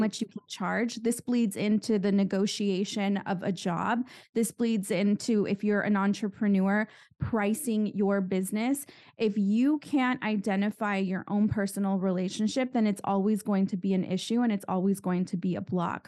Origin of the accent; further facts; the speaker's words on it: San Juan Capistrano, California, United States; I'm from California and I grew up in a town called San Juan Capistrano